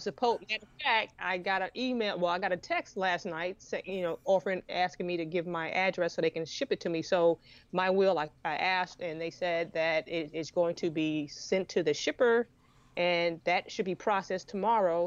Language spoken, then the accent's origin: English; New York, United States; now in Savannah, United States; I grew up in New York